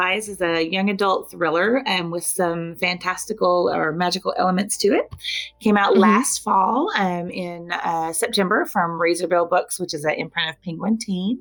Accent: Oklahoma, United States; moved away; also born or lived in Arkansas; I grew up in Oklahoma

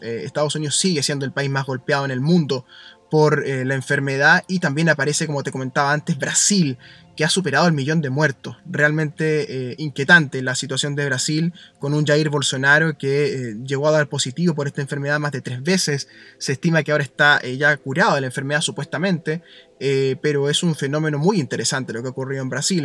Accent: Chile

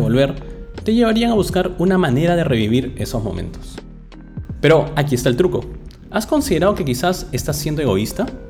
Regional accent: Lima, Peru; now in London, United Kingdom; en mi ciudad de origen, la ciudad de los reyes, Lima

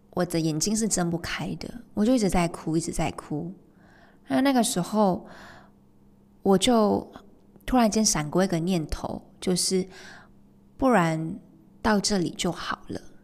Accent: Malaysia; 我是在马来西亚长大，出生跟长大的嘛，马来西亚

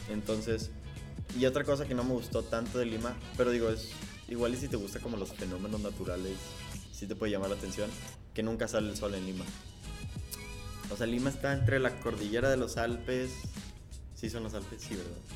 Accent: Mexico; nosotros que somos mexicanos

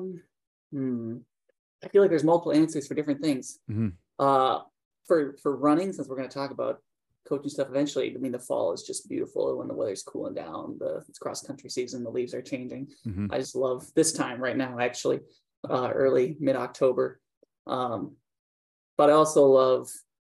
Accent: Minnesota, United States; growing up in Minnesota at that time

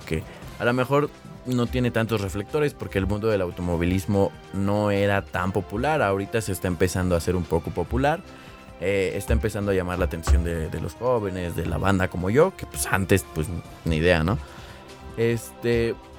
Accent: Mexico; aquí en México pues ni siquiera hay nieve ni nada

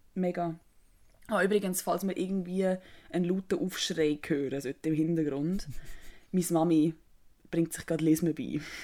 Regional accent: Switzerland; als Schweizerin

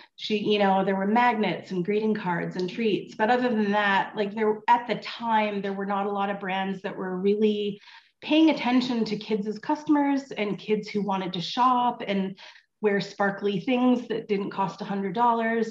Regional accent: Vancouver, British Columbia, Canada; moved away as an adult; also born or lived in California / Ontario; I horse showed as a as a teenager and a kid in British Columbia. I grew up in Vancouver

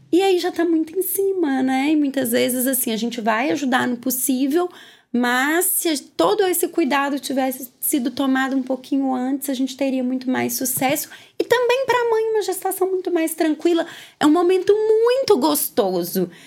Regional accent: Minas Gerais, Brazil; moved away; Eu sou mineira, não sou daqui, vim morar aqui

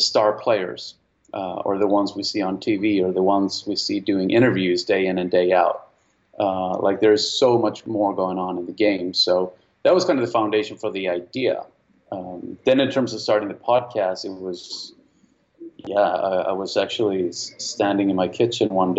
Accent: Sweden; moved away; I'm from Sweden originally.

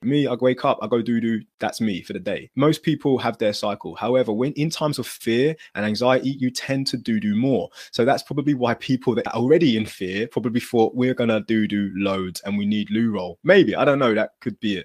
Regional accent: United Kingdom

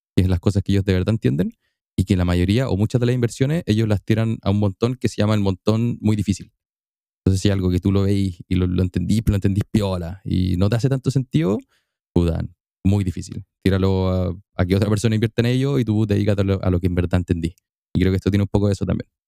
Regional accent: Temuco, Araucanía, Chile; En Temuco, mi ciudad natal, mi ciudad llena de linda lluvia, lindo frío y un poquito de humo.

